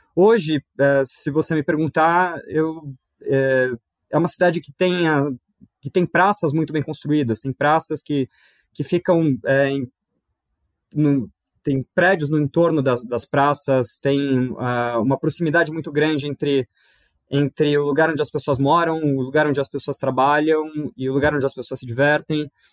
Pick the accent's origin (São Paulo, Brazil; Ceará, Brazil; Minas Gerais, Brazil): São Paulo, Brazil; eu sou de São Paulo, nascido e criado e, e, fiz a minha vida toda aqui